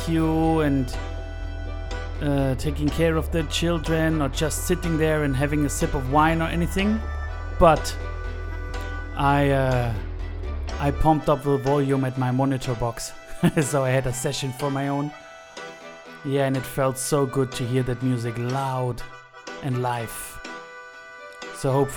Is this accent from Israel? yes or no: no; Stuttgart, Baden-Württemberg, Germany; the museum of my hometown Stuttgart in Southwest Germany